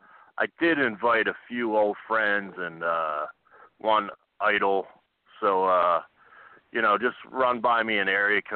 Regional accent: Clifton Heights, Pennsylvania, United States; I bill myself from Philadelphia, but I am actually from Clifton Heights, the palatial estate in Clifton Heights, Pennsylvania, the suburb of Philadelphia.

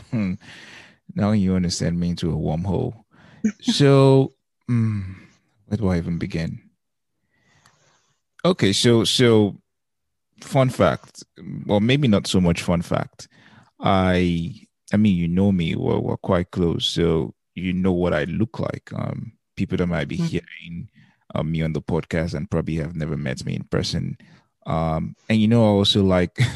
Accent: Lagos, Nigeria; And so we grew up partly in Lagos, um, but we also grew up paddling um, the staff quarters there.

